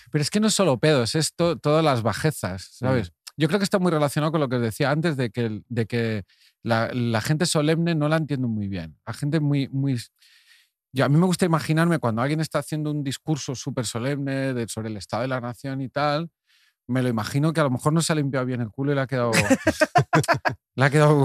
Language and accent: Spanish; Cardona, Catalonia, Spain; al cine de mi pueblo, Cardona, y debía tener yo 10, 12 años